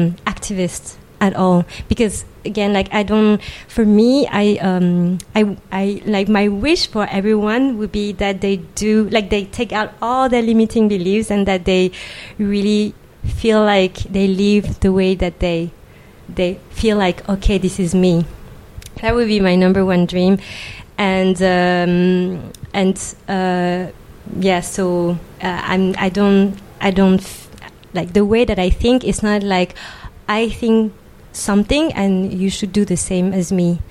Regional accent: Île-de-France, France; I was born and raised in France from Asian immigrant parents

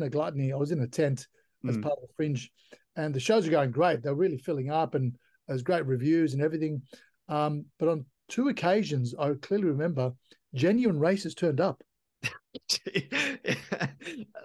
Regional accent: Turkey; now in Australia; I was born in Turkey, you know, I'm a proud Australian citizen

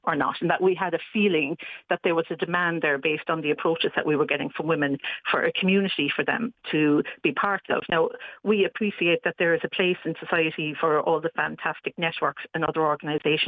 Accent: Cork, Munster, Ireland; I'm from Cork

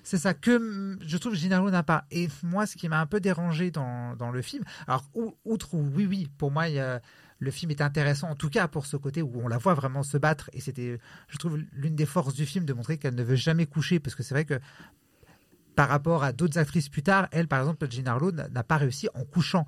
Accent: Italy; je suis italien

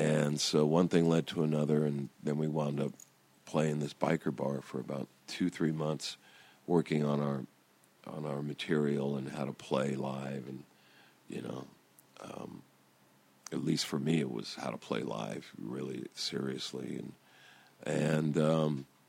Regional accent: Downey, California, United States; also born or lived in Long Beach; we're guys from Downey

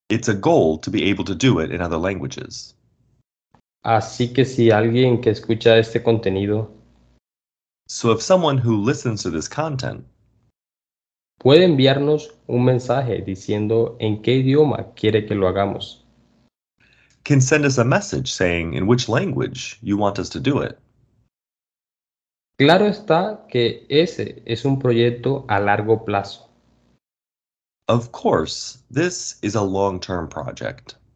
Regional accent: Colombia; born there

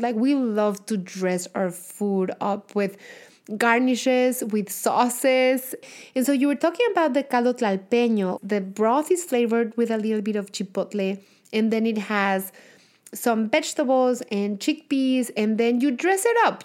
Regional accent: Mexico; accent: thick, heavy Mexican accent; moved away; I have the thick, heavy accent from having, you know, been born and raised in Mexico

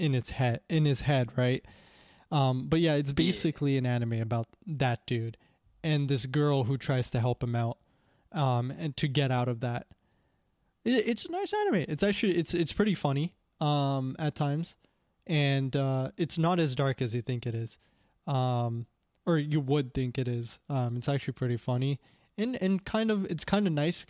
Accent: Canada; I am the offspring of immigrants. I'm only Canadian by citizenship

